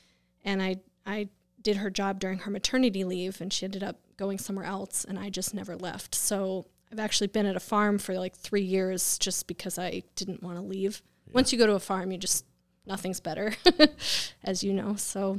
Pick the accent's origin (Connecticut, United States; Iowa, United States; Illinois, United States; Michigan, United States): Connecticut, United States; West Hartford; now in Groton, United States; West Hartford and Bloomfield.